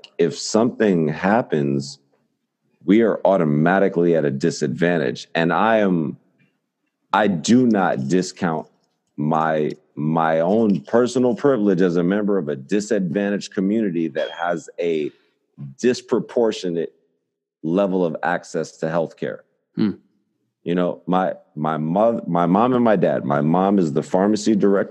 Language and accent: English; New York City, New York, United States; as a New Yorker